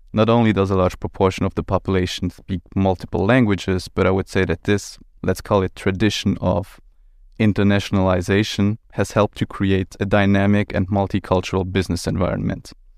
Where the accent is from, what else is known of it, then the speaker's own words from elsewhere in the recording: Luxembourg; also born or lived in Brussels / Milan; I'm twenty-seven years old, born and raised in Luxembourg